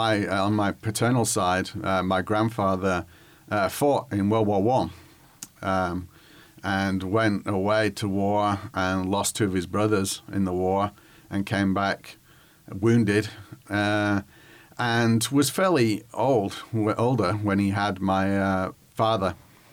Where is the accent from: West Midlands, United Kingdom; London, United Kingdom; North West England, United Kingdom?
North West England, United Kingdom; Whitworth; moved away as an adult; now in Little Rock, United States; I grew up in England, not England, Arkansas, but England as in the United Kingdom. I grew up in the northwest of England, near Manchester, which is the largest city of about 500,000 people, and a village called Whitworth, which is about 15 miles away.